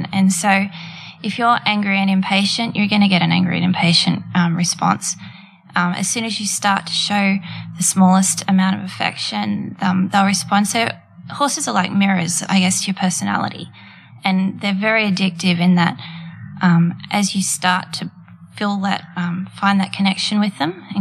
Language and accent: English; Daleys Point, New South Wales, Australia; I started out growing up with my parents at Daly's Point, which is a little coastal area of the Central Coast